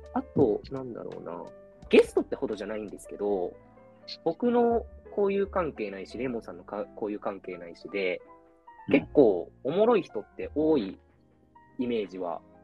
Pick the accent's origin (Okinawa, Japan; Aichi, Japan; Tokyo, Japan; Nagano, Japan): Aichi, Japan; now in Shizuoka, Japan; 僕が静岡にいるので、ちょうど地元愛知と東京の中間にいる